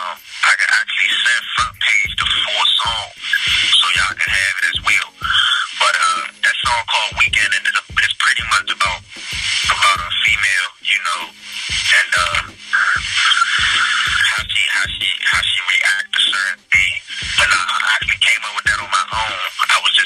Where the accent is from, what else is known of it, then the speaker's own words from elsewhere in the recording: Washington, District of Columbia, United States; I'm from Washington, D.C. Just grew up in Southeast.